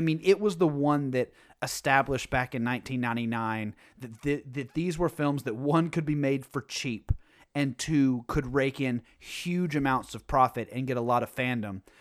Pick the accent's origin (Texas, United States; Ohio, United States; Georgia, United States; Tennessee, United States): Tennessee, United States; moved away; also born or lived in New England; growing up in Tennessee